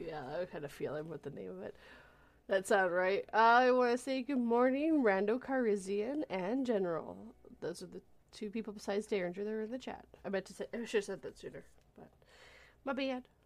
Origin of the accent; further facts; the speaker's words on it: Vancouver, British Columbia, Canada; moved away; I'm originally from the West Coast, the Vancouver area